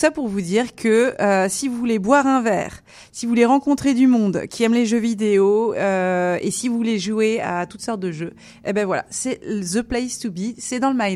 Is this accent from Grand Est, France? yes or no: yes; Grand Est, France; je suis de la Marne aussi, donc je suis du département 51.